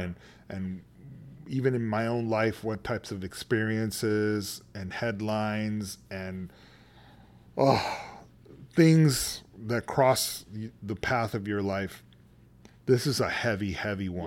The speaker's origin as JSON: {"language": "English", "town": "San Antonio", "region": "Texas", "country": "United States", "tie": "born or raised there", "also_born_or_lived": "California", "moved": "as an adult", "said": "I'm originally from San Antonio, Texas"}